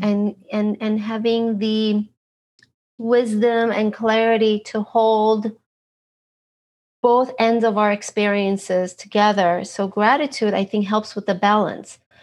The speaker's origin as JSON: {"language": "English", "region": "Istanbul", "country": "Turkey", "moved": "yes", "lives_now": "Los Angeles, United States", "said": "I am originally from Istanbul, Turkey"}